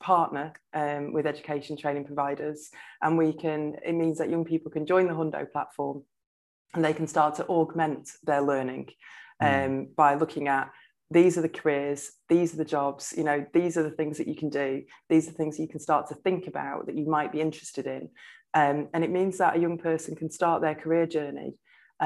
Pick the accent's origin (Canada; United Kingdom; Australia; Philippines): United Kingdom; Blackpool, North West England; I grew up in Blackpool